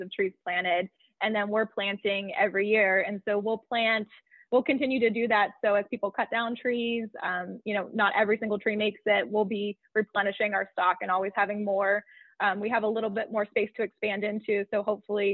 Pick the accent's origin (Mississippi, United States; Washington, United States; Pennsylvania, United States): Pennsylvania, United States; central; the tree farm is pretty close to my hometown. So it's kind of nice to be back home, close to family